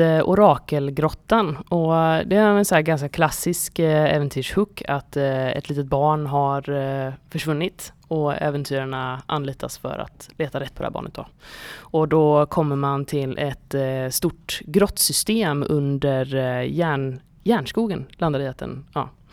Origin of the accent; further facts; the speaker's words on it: Gothenburg, Västra Götaland, Sweden; jag är från Göteborg